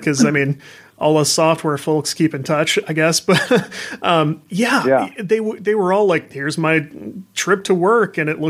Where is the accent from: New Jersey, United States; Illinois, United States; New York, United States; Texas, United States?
Illinois, United States; Southern; moved away; also born or lived in Missouri; I grew up in Southern Illinois and then moved right across the river to Missouri.